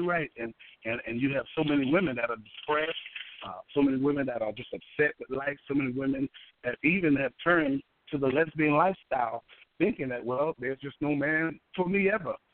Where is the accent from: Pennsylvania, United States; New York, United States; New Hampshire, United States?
New York, United States; New York City; now in Columbus, United States; I'm originally from Harlem, New York and uh, I live here in Columbus